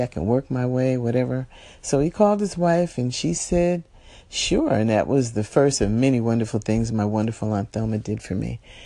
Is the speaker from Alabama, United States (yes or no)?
no; New Jersey, United States; moved away as an adult; also born or lived in upstate New York; now in California, United States; was born and raised in New Jersey, and I went to undergrad in upstate New York